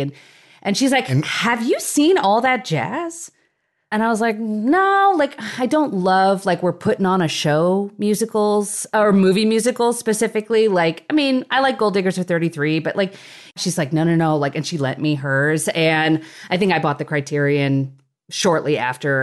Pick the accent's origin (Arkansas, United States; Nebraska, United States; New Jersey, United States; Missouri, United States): Nebraska, United States; I grew up in Nebraska